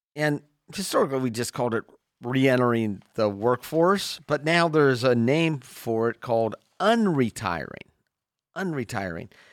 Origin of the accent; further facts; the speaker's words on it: Sacramento, California, United States; I grew up in Sacramento